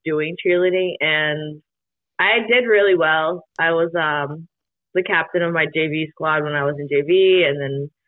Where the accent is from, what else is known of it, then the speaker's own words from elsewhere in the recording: Hudson, Massachusetts, United States; moved away as an adult; growing up back home, I graduated from, I'm from Hudson, Mass. So I graduated Hudson High